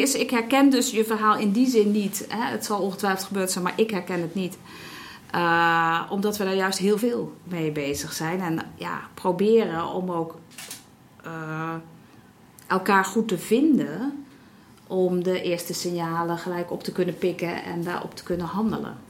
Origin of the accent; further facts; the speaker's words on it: Netherlands; wij als Nederlanders